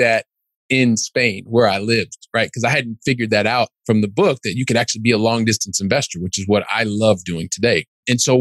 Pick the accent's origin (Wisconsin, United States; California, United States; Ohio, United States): Ohio, United States; Columbus; moved away as an adult; now in Europe; I'm originally from Columbus, Ohio.